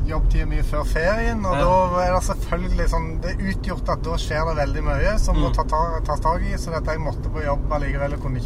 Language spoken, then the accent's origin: Norwegian; Rogaland, Norway; accent: Rogaland dialect; moved away; er fra Rogaland